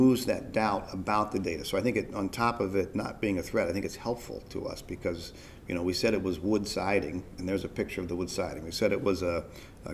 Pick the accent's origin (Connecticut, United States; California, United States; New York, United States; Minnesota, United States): New York, United States; I'm a New Yorker in London.